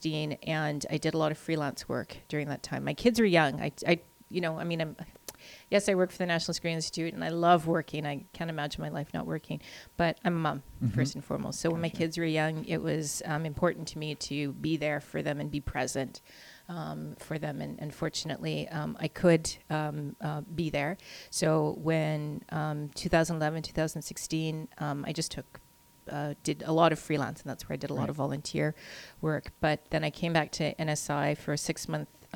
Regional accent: Steinbach, Manitoba, Canada; I grew up in Steinbeck.

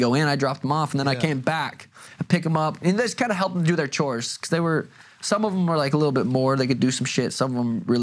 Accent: Helena, Montana, United States; moved away; also born or lived in Arizona; I'm from Montana. Helen, Montana

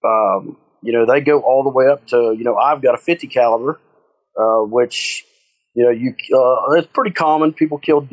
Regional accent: West Virginia, United States; I'm from West Virginia like Stevie. I love my state

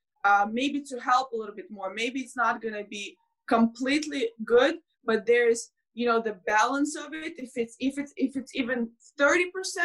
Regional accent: Belarus; moved away; I grew up in Belarus

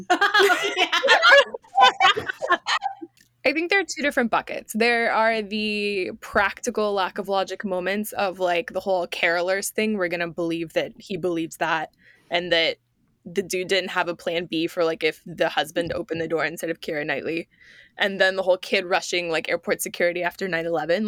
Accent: United States

